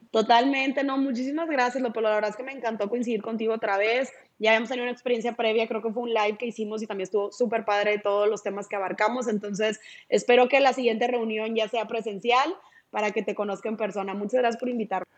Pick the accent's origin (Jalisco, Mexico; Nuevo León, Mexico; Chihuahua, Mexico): Nuevo León, Mexico; Monterrey; aquí en Monterrey, de donde yo soy